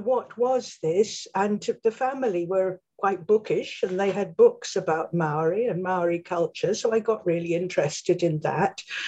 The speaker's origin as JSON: {"language": "English", "region": "England", "country": "United Kingdom", "tie": "born or raised there", "also_born_or_lived": "New Zealand", "said": "I was brought up in England mainly, but I'm already a mongrel because of the Swedish side of the family"}